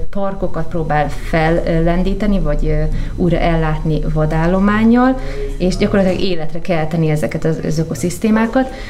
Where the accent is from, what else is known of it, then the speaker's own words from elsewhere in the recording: Kiskőrös / Kiskunhalas, Bács-Kiskun, Hungary; moved away as an adult; also born or lived in Africa; ott vidéken, ahol felnőttünk Kiskorosban és Kiskumasán